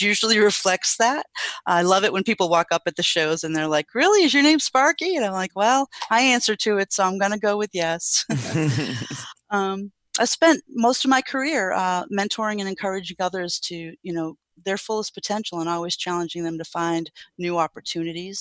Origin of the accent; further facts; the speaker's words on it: New England, United States; I grew up in New England and I went to school there